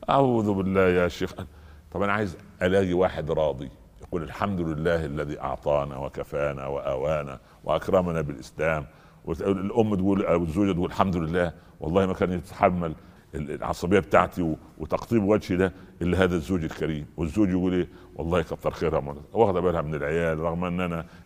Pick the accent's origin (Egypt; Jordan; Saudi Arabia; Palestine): Egypt; امه ولدته ابن سبعه عندنا في مصر ابن سبعه يعني عصبي